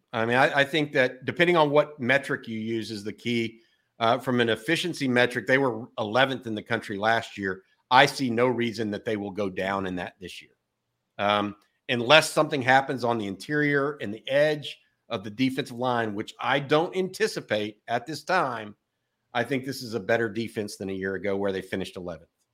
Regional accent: Texas, United States; born and raised in Texas.

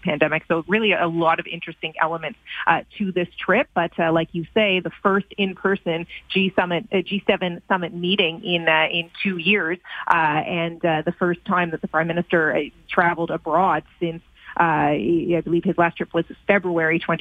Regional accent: Canada; as a Canadian

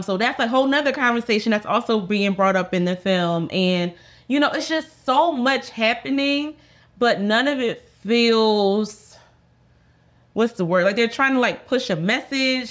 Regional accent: Philadelphia, Pennsylvania, United States; I'm from Philadelphia, so I know a lot of girls from around the way

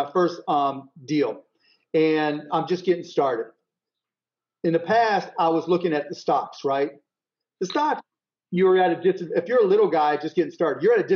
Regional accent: Pittsburgh, Pennsylvania, United States; I grew up in Pittsburgh

